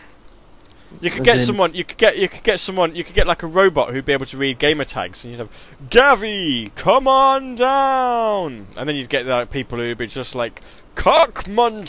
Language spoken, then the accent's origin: English; Midlands, United Kingdom; now in Grantham, United Kingdom; I'm from the Midlands.